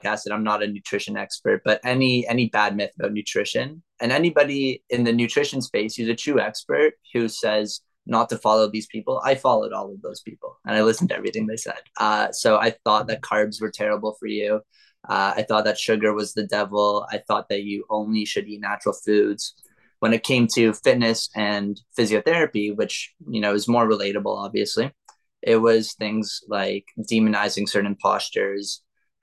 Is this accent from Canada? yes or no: yes; Toronto, Ontario, Canada; I am born and raised in Toronto, Canada